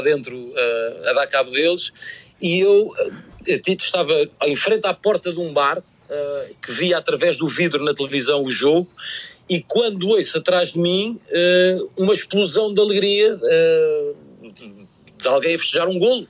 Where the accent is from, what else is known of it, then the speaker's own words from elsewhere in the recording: Portugal; como, como, português